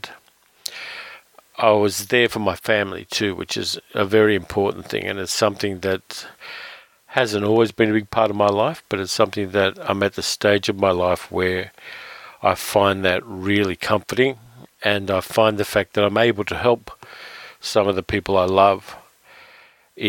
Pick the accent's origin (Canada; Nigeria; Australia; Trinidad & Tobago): Australia; Sydney, New South Wales; moved away as an adult; it's my hometown, so I haven't lived there since about 1990